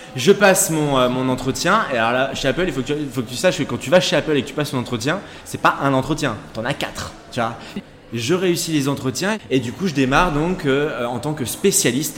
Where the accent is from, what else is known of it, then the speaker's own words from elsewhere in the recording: Gémozac, Nouvelle-Aquitaine, France; je suis originaire de Sainte et plus précisément de Gémozac